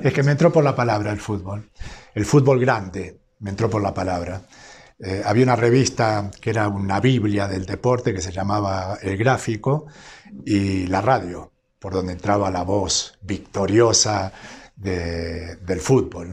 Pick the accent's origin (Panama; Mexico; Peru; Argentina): Argentina; small town near Rosario, Santa Fe; nací en un pueblo relativamente pequeño